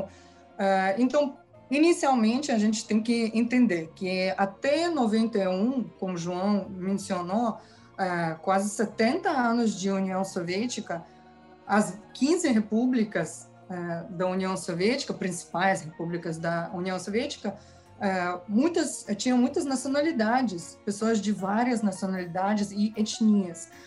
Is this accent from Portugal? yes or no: no; Kazakhstan; Portuguese is a second language; moved away; eu nasci no Cazaquistão, cresci no Cazaquistão, aqui é a minha pátria